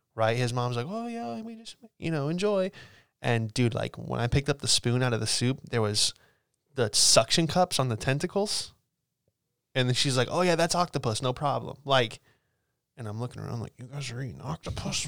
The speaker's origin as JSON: {"language": "English", "town": "Bradenton", "region": "Florida", "country": "United States", "tie": "born or raised there", "said": "where I grew up in Bradenton"}